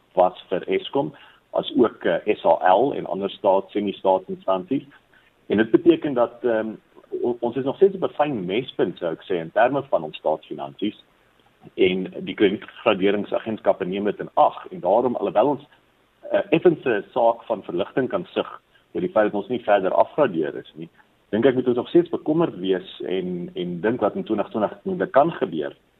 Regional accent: South Africa; as Suid-Afrikaners

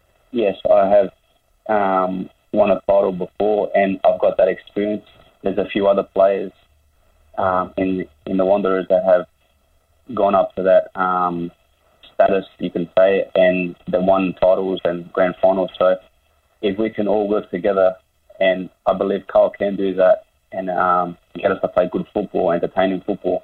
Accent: Blacktown, New South Wales, Australia; also born or lived in Penrith; I grew up in Blacktown

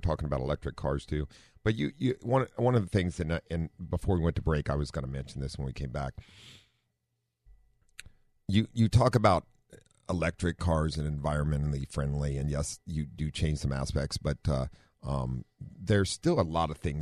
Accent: Ohio, United States; We grew up in Ohio

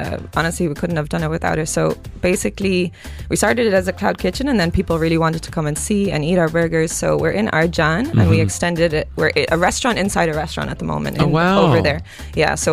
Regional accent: Ireland; I'm Irish

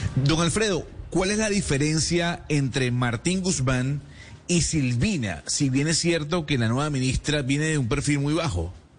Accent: Venezuela; soy venezolano

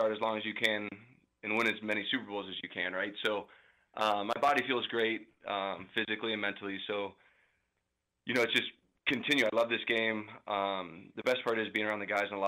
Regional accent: St. Louis, Missouri, United States; now in Kansas City, United States; I'm from St. Louis

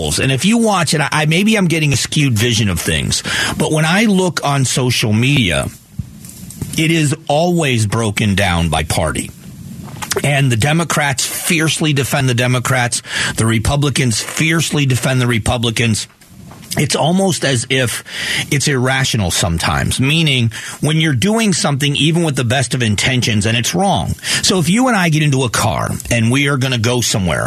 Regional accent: Southwest Florida, United States; moved away as an adult; also born or lived in Arizona; now in Phoenix, United States; 28 years ago, I moved here from Florida, from Southwest Florida.

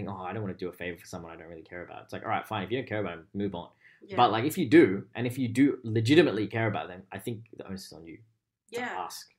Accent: Canada; I'm Canadian.

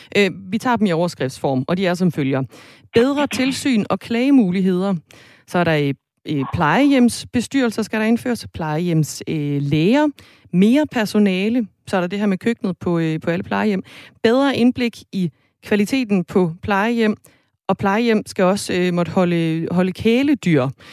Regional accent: Jutland, Denmark; Nu er jeg også fra Jylland

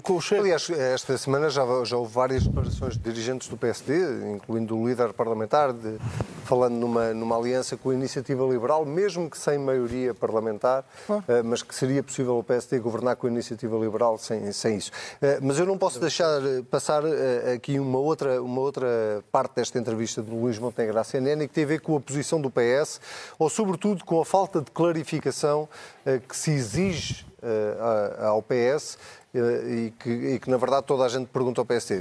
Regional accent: Leiria, Centro, Portugal; eu sou de Leiria

